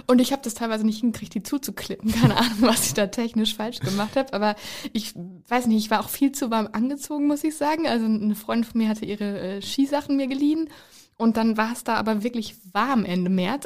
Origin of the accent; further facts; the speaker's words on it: East Westphalia-Lippe, North Rhine-Westphalia, Germany; Also ich komme ja aus Ostwestfalen-Lippe.